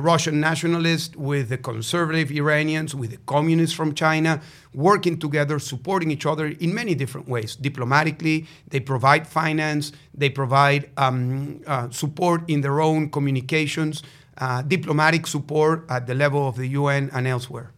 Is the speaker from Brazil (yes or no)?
no; Venezuela; moved away; Venezuela, my home country